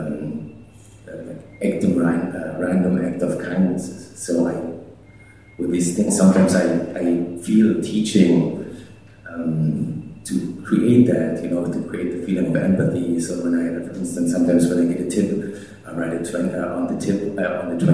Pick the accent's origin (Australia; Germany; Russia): Germany; now in United States; I'm from Germany, I can't even vote